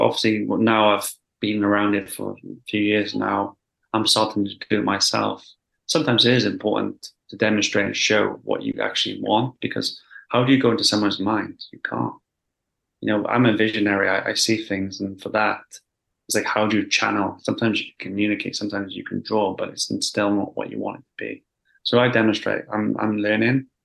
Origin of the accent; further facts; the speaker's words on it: Wales, United Kingdom; moved away as an adult; now in London, United Kingdom; I originally grew, I grew up in Wales, um, in a small village.